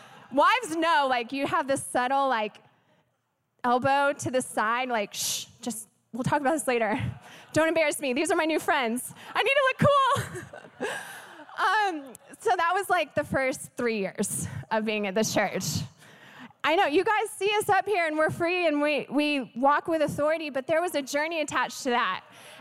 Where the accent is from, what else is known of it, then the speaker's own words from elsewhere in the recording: the Bible Belt, United States; also born or lived in Texas; I come from the Bible Belt. My husband and I moved here from Texas, and we love Texas.